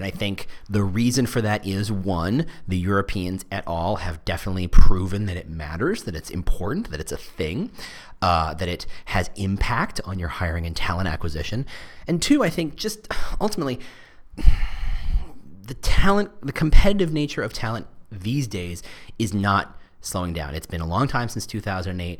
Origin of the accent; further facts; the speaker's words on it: New Jersey, United States; I'm from Jersey